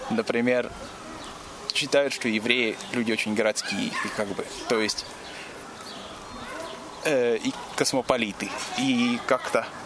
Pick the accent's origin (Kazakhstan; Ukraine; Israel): Israel; Смотри, дело в том, что я больше еврей, чем израильтянин я всегда, я всегда чувствовал себя больше евреем, чем израильтянином.